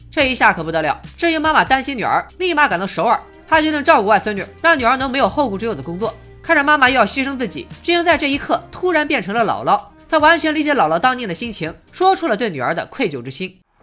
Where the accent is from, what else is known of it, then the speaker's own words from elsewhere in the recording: Shandong, China; 我老家是山东的，我奶奶、我妈妈都是中国最普通、最传统的家庭妇女